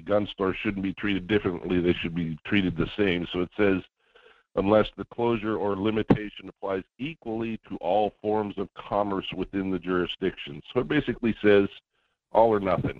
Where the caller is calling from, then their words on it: Juneau, Alaska, United States; calling from Juneau